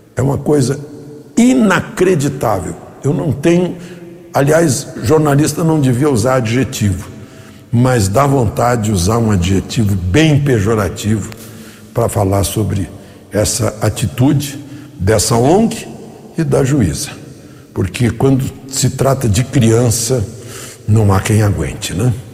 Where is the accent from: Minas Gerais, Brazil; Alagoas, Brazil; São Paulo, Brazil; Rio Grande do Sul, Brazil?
Rio Grande do Sul, Brazil; meu estado natal, Rio Grande do Sul